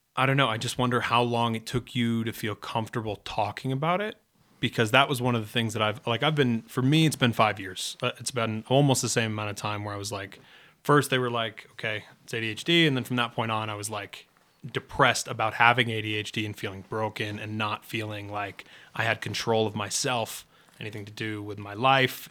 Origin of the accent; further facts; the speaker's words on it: New England, United States; I'm from New England